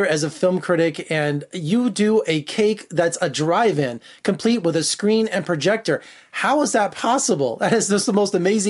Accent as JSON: {"language": "English", "town": "Las Vegas", "region": "Nevada", "country": "United States", "tie": "born or raised there", "said": "I was born and raised in Las Vegas"}